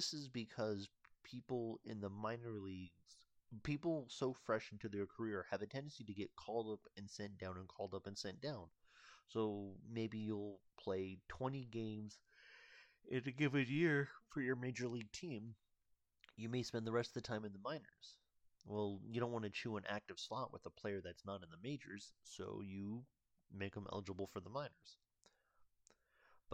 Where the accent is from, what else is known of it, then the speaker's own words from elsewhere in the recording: United States; I'm from the United States